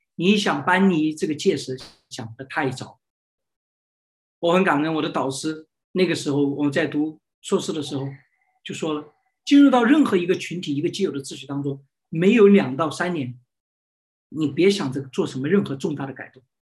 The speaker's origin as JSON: {"language": "Chinese", "country": "China", "said": "我们中国人"}